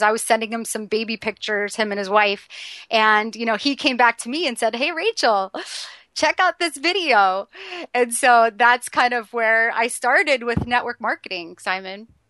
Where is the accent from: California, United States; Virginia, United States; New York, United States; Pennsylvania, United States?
New York, United States; New York City; being a New Yorker